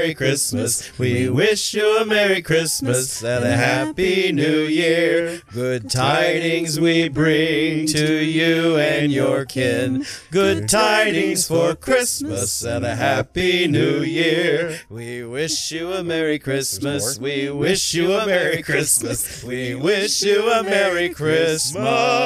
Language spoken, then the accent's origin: English; Kentucky, United States; my elementary school in Kentucky